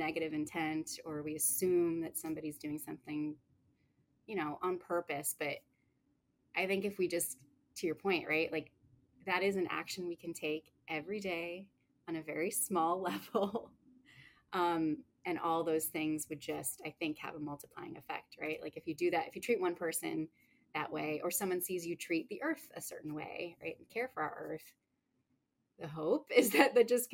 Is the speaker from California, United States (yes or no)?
yes; San Diego, California, United States; also born or lived in Bay Area / New York; I am living in San Diego, which is my hometown